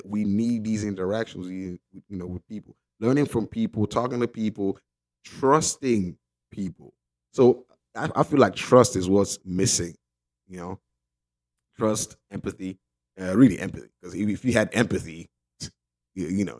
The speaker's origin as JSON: {"language": "English", "country": "Nigeria", "tie": "born or raised there", "said": "when I was growing up in Nigeria."}